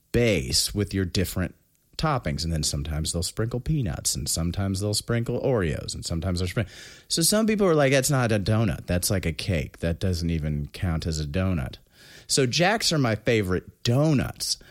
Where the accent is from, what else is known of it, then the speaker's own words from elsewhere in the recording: New Castle, Indiana, United States; moved away; also born or lived in Alexandria; I, uh, was born in Alexandria, but I was raised in Newcastle, Indiana